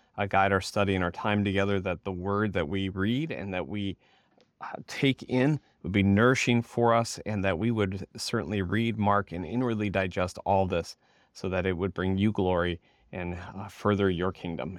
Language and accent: English; Michigan, United States; moved away as an adult; now in Topeka, United States; I was born and raised in Michigan